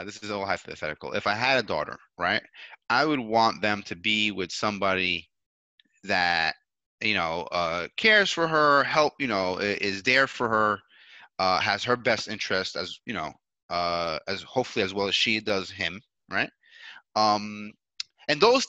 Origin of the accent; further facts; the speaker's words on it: New York City, New York, United States; moved away as an adult; now in Colombia; I grew up in New York